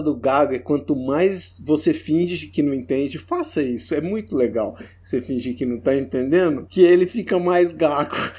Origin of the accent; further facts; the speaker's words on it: Brazil; A gente é brasileirão